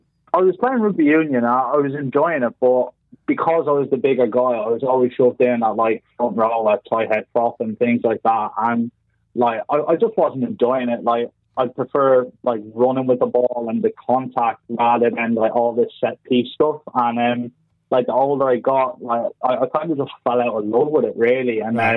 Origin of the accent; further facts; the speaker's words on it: Dublin, Leinster, Ireland; also born or lived in West Wales; now in Cornwall, United Kingdom; I grew up in Tallaght in South Dublin